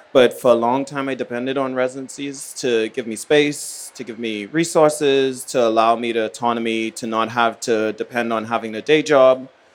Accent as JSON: {"language": "English", "country": "Bahamas", "tie": "born or raised there", "also_born_or_lived": "New Haven", "moved": "yes", "lives_now": "New York, United States", "said": "My very first residency I did was actually in the Bahamas, my hometown"}